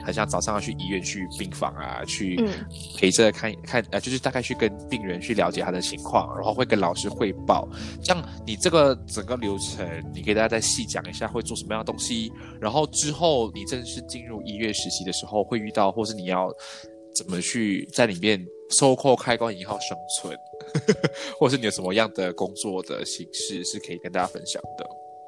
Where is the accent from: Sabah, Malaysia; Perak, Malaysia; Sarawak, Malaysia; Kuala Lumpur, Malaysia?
Kuala Lumpur, Malaysia; 我来自吉隆坡